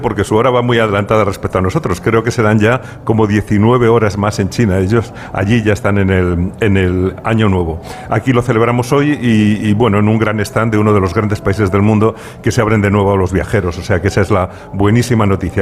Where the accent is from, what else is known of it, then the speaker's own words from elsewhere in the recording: Spain; los españoles tenemos fama de vividores